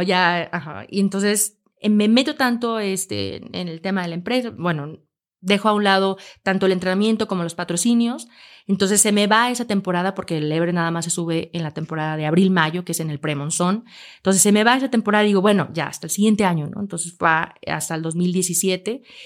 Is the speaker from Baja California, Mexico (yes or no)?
no; Aguascalientes, Mexico; yo nací en Aguascalientes